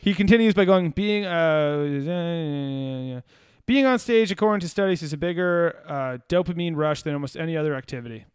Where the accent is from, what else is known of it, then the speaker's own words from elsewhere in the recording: Virginia, United States; We're from Virginia.